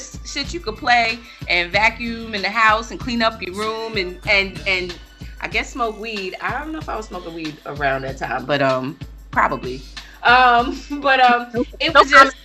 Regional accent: New York, United States; I grew up on the East Coast. I grew up in New York

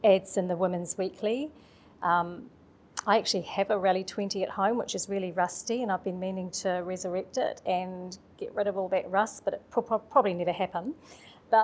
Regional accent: Manawatū-Whanganui, New Zealand; We're from the Manawatu

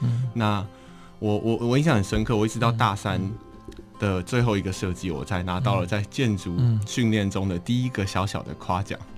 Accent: Taipei, Taiwan; 我从小在台北长大，

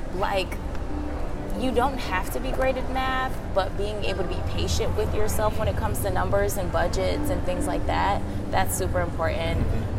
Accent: Philadelphia, Pennsylvania, United States; I'm from Philly

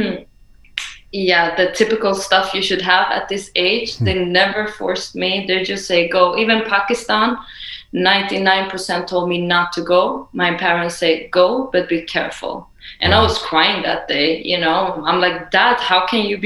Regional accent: Sweden; also born or lived in Iran; I'm Iranian, grew up in Sweden

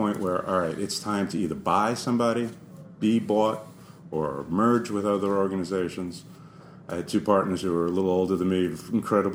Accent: New York City, New York, United States; moved away as an adult; now in St. Louis, United States; I grew up in New York City

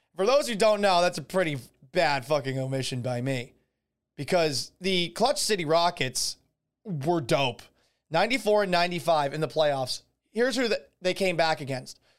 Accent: Boston, Massachusetts, United States; also born or lived in Tampa Bay area, Florida; now in Tampa Bay, United States; when I was growing up in Boston.

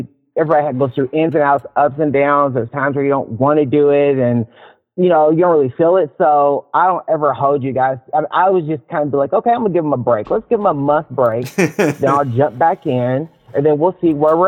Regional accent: Louisville, Kentucky, United States; now in Seattle, United States; I'm from Louisville, Kentucky

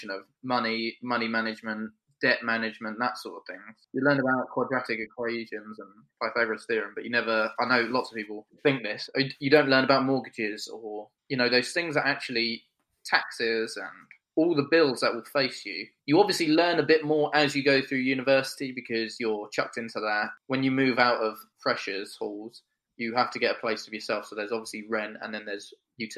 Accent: Kent, South East England, United Kingdom; also born or lived in Sussex; I'm from Kent, but being at Sussex, it's not that far away

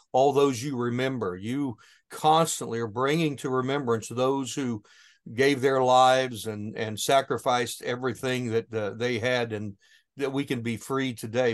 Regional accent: southern Ohio, United States; my hometown here in southern Ohio

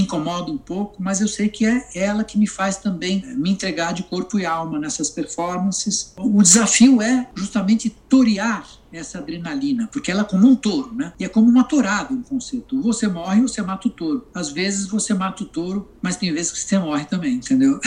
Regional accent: Brazil; na minha adolescência, na minha juventude aqui no Brasil

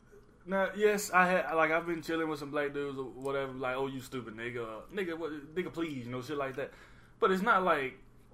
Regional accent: Alabama, United States; moved away; I'm from Alabama

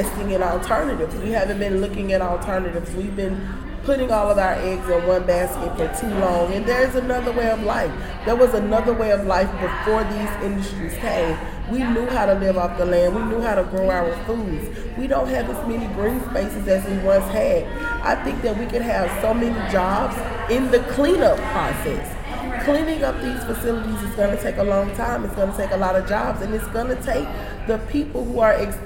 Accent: Louisiana, United States; now in Texas, United States; I'm from Louisiana

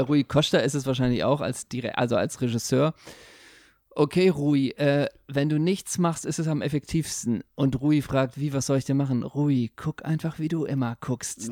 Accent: Germany; Als Deutscher

